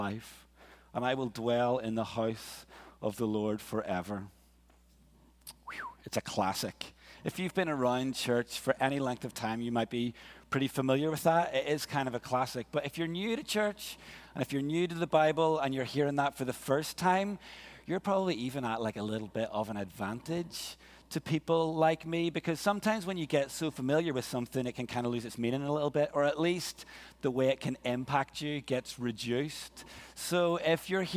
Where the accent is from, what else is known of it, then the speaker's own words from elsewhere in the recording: Ireland; moved away as an adult; also born or lived in Glasgow, Scotland; We're both Irish